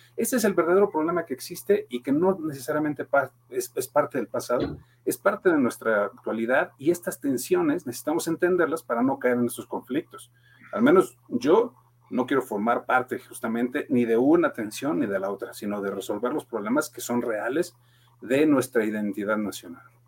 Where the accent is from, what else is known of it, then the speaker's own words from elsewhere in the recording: Mexico; como somos todos mexicanos